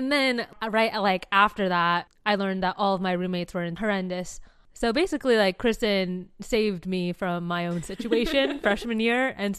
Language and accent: English; San Diego, California, United States; for reference, I am from San Diego.